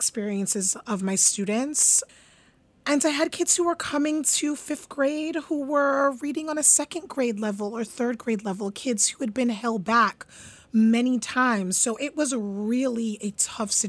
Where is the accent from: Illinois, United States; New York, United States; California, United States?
New York, United States; New York City; also born or lived in Concord, Massachusetts; I grew up in Canarsie, Brooklyn, East Flatbush in Canarsie, Brooklyn